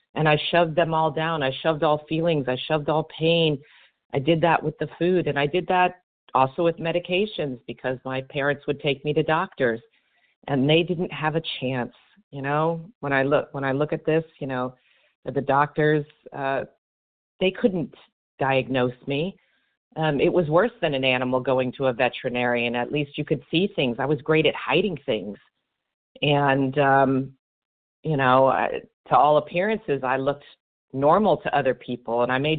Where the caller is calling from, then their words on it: Miami, Florida, United States; from Miami, Florida.